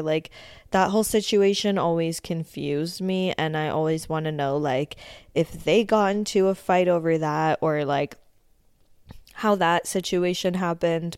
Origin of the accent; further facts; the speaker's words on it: Canada; also born or lived in Ontario; being a Canadian that lives in Ontario